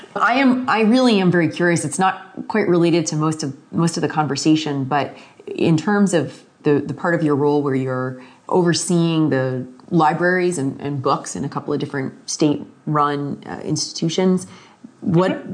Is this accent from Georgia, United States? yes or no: no; Florida, United States; moved away; I'm originally from Florida